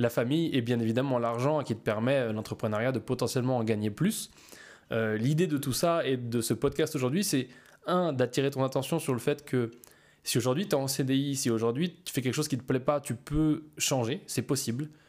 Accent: Auvergne-Rhône-Alpes, France; je suis simplement euh, entre Lyon et Saint-Étienne, dans ma ville natale où je suis euh, bah, dans le centre caisse de mes parents et où je passe du temps en famille.

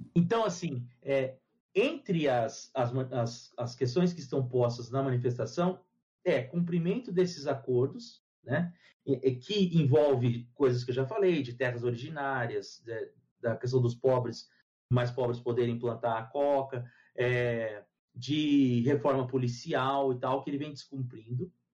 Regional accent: Brazil; eu sou brasileiro

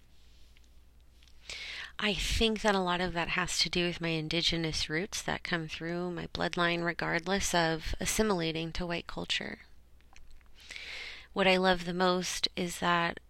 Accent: Orange County, California, United States; also born or lived in Los Angeles, California; I was born in Los Angeles, but I ended up moving down to Orange County once my parents, decided they wanted to move on up for a better life for themselves.

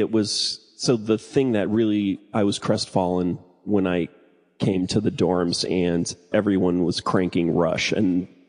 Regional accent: Illinois, United States; Yeah, I was in the suburbs. Southwest suburbs of Chicago.

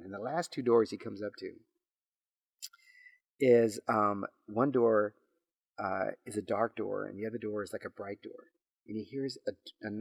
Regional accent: McAllen, Texas, United States; where I live in McAllen, Texas, I'm from a border town.

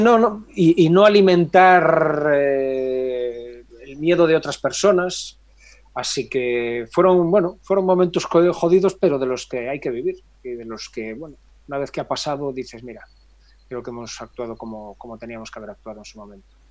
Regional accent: Galicia, Spain; soy muy gallego

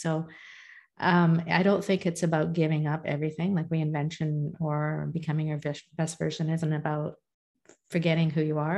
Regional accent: India; I'm I'm a Hindu. I'm in, I'm Indian

